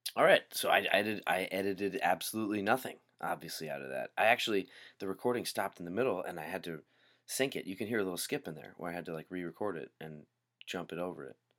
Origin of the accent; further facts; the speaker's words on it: Hawaii, United States; Growing up in Hawaii